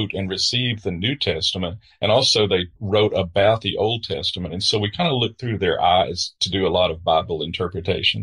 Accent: the American South, United States; I'm a Southerner

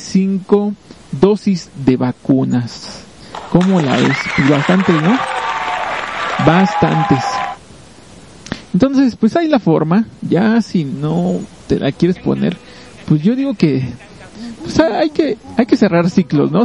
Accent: Mexico; nosotros como mexicanos

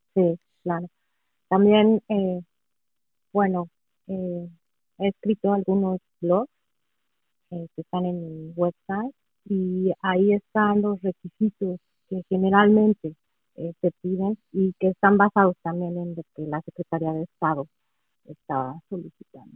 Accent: Mexico City, Mexico; first language Spanish; moved away as an adult; also born or lived in Toluca; now in Michigan, United States; Yo nací y crecí en la Ciudad de México y estuve ahí hasta los 28 años

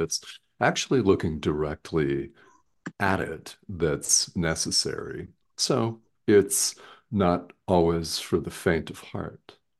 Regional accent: Arizona, United States; I'm from Arizona in the United States

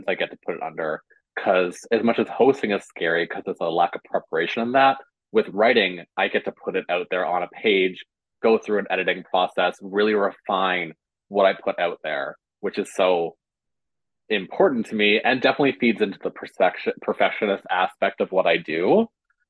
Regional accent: West Coast of Newfoundland, Newfoundland and Labrador, Canada; now in St. John's, Canada; when we say West Coast, we mean West Coast of Newfoundland, not West Coast of Canada

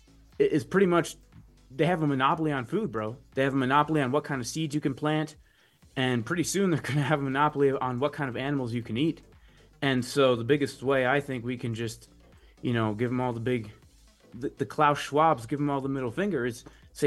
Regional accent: New Jersey, United States; I grew up in New Jersey, basically, close to like New York City in North Jersey.

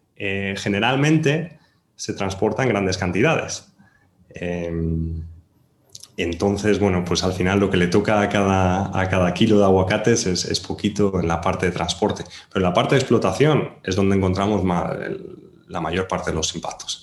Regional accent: Spain; born or raised there

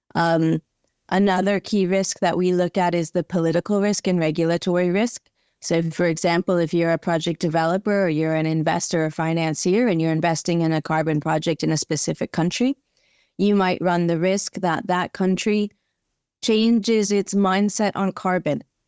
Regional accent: Southern California, United States; moved away as an adult; also born or lived in North Carolina; I grew up in Southern California, very much outside, always out on the beach.

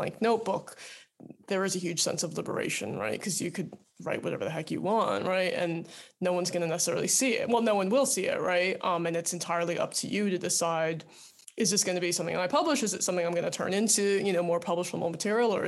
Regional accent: suburban New Jersey, United States; moved away as an adult; also born or lived in London, United Kingdom / Qatar / California; now in United Kingdom; I grew up in suburban New Jersey as a Taiwanese American

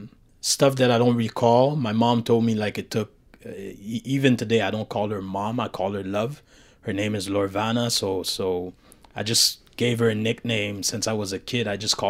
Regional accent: Montreal, Quebec, Canada; also born or lived in Haiti / Brooklyn; I was born in Haiti. I did 6 years in Haiti. Afterwards, I moved to the States in Brooklyn. And then I did a lot of back and forth until basically my mom managed to settle down in Montreal

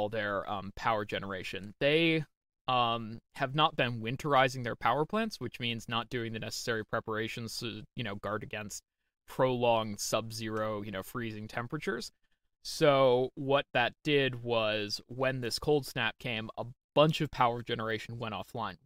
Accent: United States

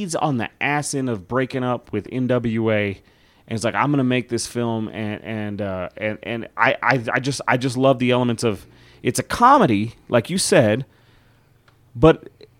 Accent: Amarillo, Texas, United States; growing up in a neighborhood that we grew up in Amarillo, Texas

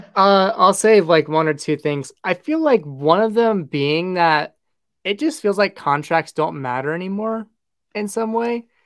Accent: United States; as an American fan

